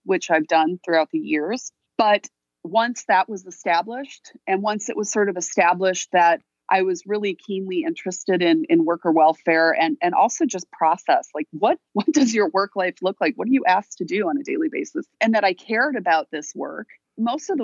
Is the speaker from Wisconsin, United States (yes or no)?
yes; Wisconsin, United States; moved away; also born or lived in Illinois; I'm a Midwesterner, you know, I'm from Wisconsin